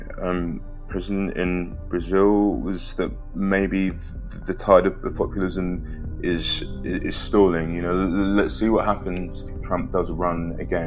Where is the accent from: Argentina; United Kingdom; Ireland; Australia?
United Kingdom; London; also born or lived in Liverpool / Edinburgh; we moved to Edinburgh and then we moved from Edinburgh to London